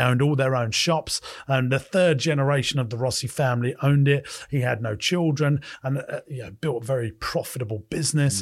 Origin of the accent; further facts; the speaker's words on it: United Kingdom; I'm a Brit.